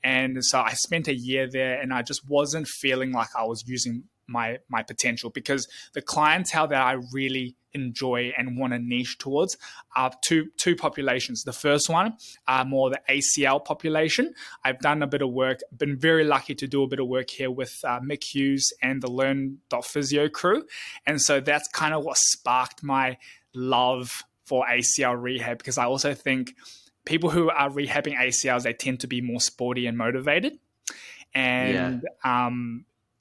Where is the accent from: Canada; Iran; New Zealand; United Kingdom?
New Zealand; also born or lived in Taiwan / Tamworth, Australia; now in Melbourne, Australia; I grew up in New Zealand. So I was born in Taiwan. And then when I was 1 year old, my entire family immigrated to New Zealand